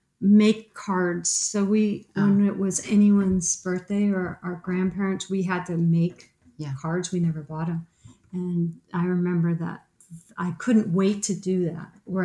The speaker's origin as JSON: {"language": "English", "town": "East Hartford", "region": "Connecticut", "country": "United States", "tie": "born or raised there", "said": "I grew up in East Hartford, in rural East Hartford."}